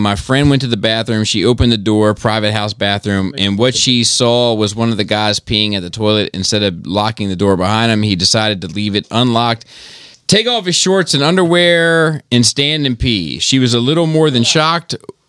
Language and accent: English; Delaware, United States; I'm from Delaware. We wear cowboy boots, belt buckles, a cowboy hat.